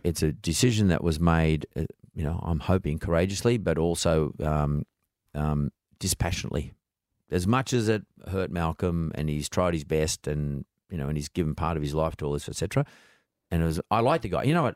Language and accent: English; Sydney, New South Wales, Australia; I grew up in Punch Bowl